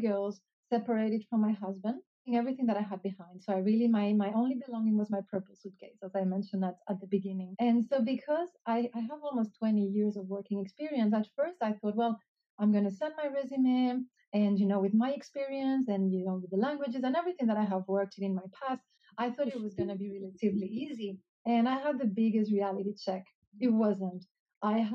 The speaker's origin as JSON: {"language": "English", "region": "Canary Islands", "country": "Spain", "also_born_or_lived": "Hong Kong", "moved": "yes", "lives_now": "Australia", "said": "I'm originally from the Canary Islands"}